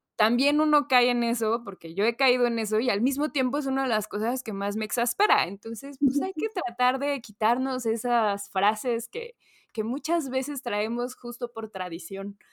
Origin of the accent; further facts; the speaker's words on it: Mexico; típica cortesía que tenemos como mexicanos